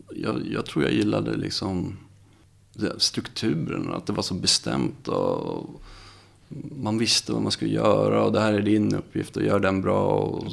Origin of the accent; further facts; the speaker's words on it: Visby, Gotland, Sweden; moved away as an adult; jag kommer från Gotland, Visby. Ehm, jag är född där, bodde där i 20 år.